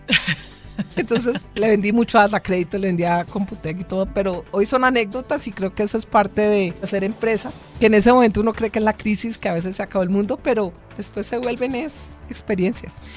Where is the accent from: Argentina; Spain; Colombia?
Colombia; Cali, Valle del Cauca; moved away as an adult; now in Bogotá, Colombia; vengo de Cali, yo soy caleña